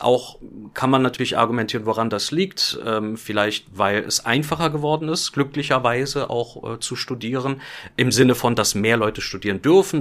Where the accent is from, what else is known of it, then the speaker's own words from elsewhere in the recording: Germany; Ich bin ja auch Deutscher